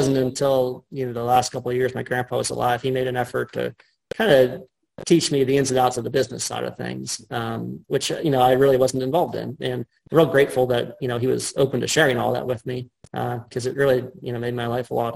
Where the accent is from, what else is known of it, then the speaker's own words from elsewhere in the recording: Cranberry Township, Pennsylvania, United States; I grew up outside of Cranberry, or outside of Pittsburgh, rather, in Cranberry Township.